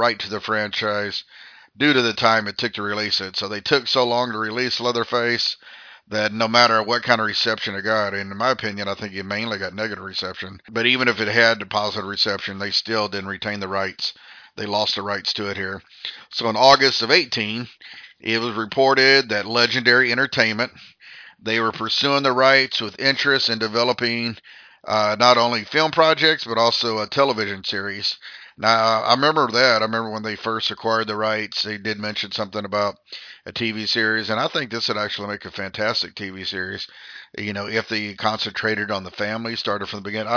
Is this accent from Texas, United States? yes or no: yes; Austin area, Texas, United States; I am from the Austin area. I grew up about 60 miles from Austin, but I've lived here pretty much my whole adult life.